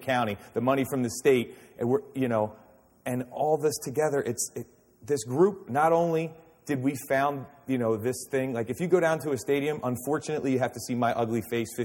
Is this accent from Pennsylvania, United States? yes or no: yes; Philadelphia, Pennsylvania, United States; we're going to be Philadelphians everywhere we go, and we're going to wear that badge proudly, because that's who we are